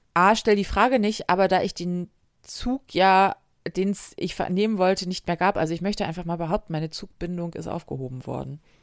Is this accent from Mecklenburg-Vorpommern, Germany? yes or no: no; Hamburg, Germany; Ich komme aus Hamburg und war in 2000ern Jugendliche in Hamburg.